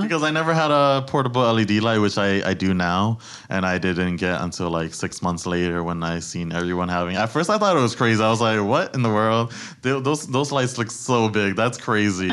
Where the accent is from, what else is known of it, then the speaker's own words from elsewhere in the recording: New York City, New York, United States; I was born and raised in the Bronx